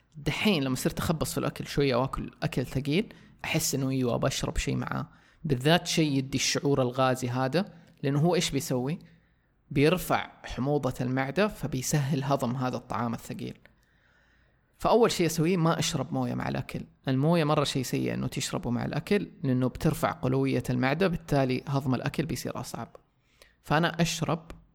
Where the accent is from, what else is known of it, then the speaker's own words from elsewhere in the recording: Saudi Arabia; عندنا في السعودية